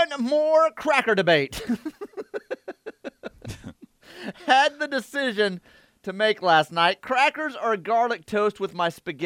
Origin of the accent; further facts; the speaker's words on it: Texas, United States; I am Texan